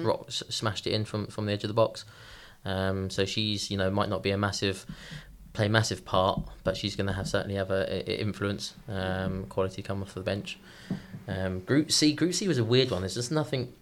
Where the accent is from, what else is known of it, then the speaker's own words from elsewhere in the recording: Eastbourne, South East England, United Kingdom; now in Iceland; I'm from Eastbourne. It's on the southeast coast.